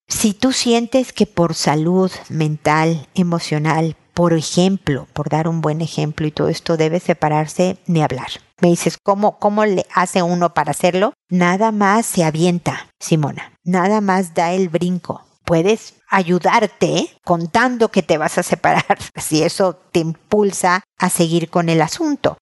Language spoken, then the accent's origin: Spanish; Mexico; now in Chile; la más larga desde que he vivido fuera de mi país, en México con mi familia